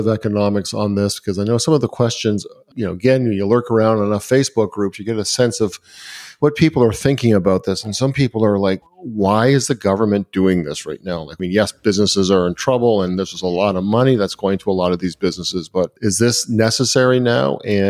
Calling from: Canada; I'm calling from Canada

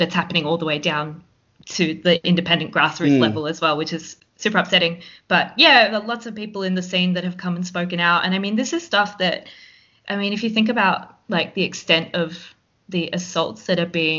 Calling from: Victoria, Australia; I'm calling in from Wathawurrung land in the Kulin Nation

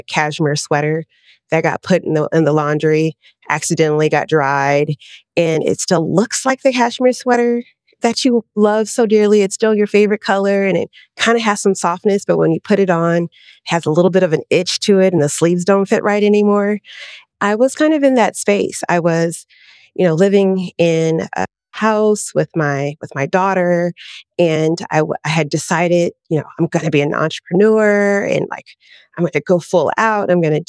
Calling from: Los Angeles, California, United States; I'm in Los Angeles, California.

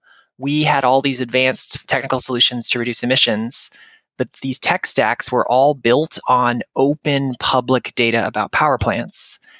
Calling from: Williamstown, Massachusetts, United States; I'm in Western Massachusetts right now, Williamstown, Mass.

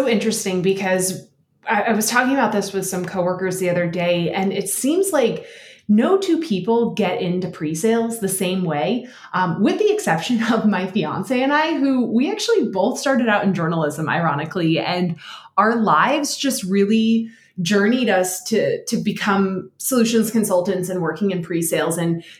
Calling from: Denver, Colorado, United States; So I am coming to you from Denver, which is really exciting. I just got into a new house.

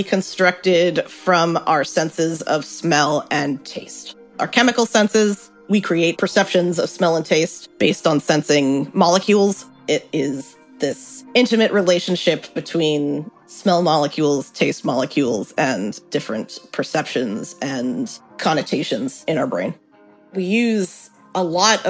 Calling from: New York, United States; I'm calling from Brooklyn, New York.

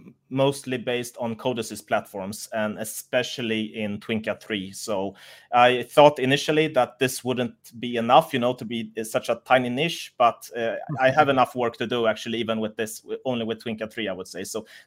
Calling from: Munich, Bavaria, Germany; I'm from Munich in Germany right now.

